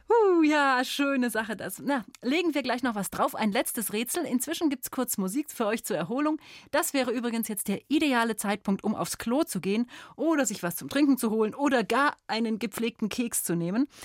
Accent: London, United Kingdom; ich komme aus England. Oh, und wo daher? Ähm, aus London.

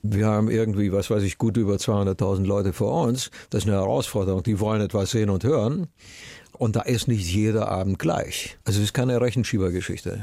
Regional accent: Romania; meine Kindheit in Rumänien

